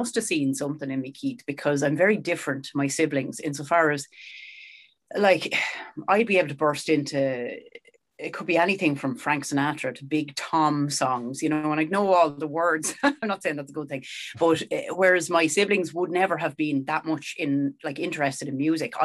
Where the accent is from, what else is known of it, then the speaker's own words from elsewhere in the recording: Sallins, County Kildare, Ireland; I'm from Salins